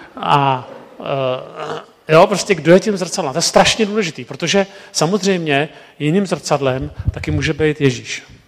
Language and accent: Czech; Prague, Czechia; jsem z Prahy